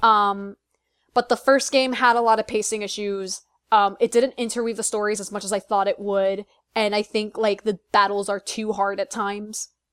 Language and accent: English; Chicago, Illinois, United States; now in Philadelphia, United States; I had the chance to go to Chicago, and it was in my hometown